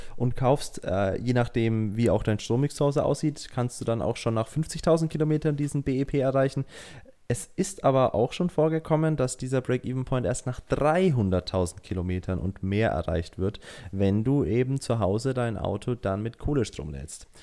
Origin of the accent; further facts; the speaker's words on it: Germany; bei uns in Deutschland